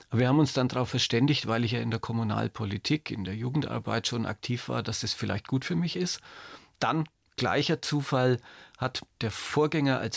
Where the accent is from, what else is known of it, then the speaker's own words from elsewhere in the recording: Nuremberg, Bavaria, Germany; ich bin ein Nürnberger Original und Oberbürgermeister im Ruhestand.